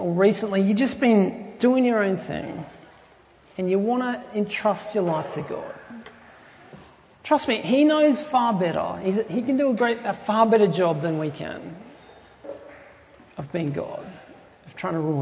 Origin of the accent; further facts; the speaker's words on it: Tumut, New South Wales, Australia; my hometown, which is in southern New South Wales, a little place called Tumut.